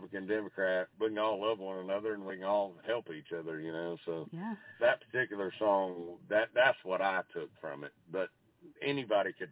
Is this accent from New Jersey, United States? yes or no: no; Jasper, Georgia, United States; I'm from Jasper, which Talking Rock and Jasper, you might as well call it the same place